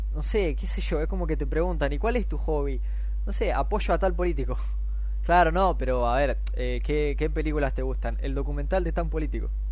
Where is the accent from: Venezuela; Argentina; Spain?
Argentina